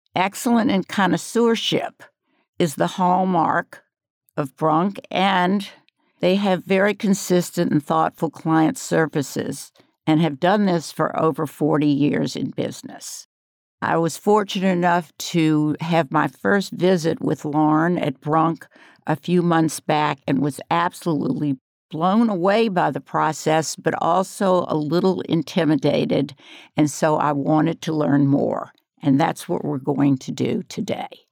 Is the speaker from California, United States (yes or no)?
no; New Orleans, Louisiana, United States; now in Asheville, United States; I come from New Orleans.